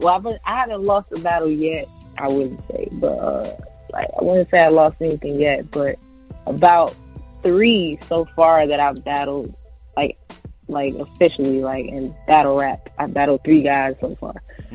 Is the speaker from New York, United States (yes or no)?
yes; New York City, New York, United States; moved away as an adult; also born or lived in the South; now in Atlanta, United States; I'm currently based here in Atlanta, but yes, I'm from Queens, New York, Jamaica. All right. Yeah, man, I grew up there. I was born there.